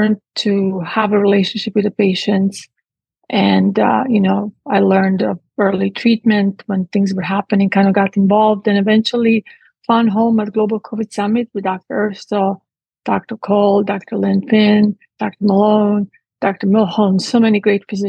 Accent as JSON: {"language": "English", "town": "Split", "region": "Split-Dalmatia County", "country": "Croatia", "tie": "born or raised there", "also_born_or_lived": "Italy / England", "moved": "as an adult", "lives_now": "Texas, United States", "said": "I was born in what used to be Yugoslavia at the time, and I grew up in Split. At 18, I left"}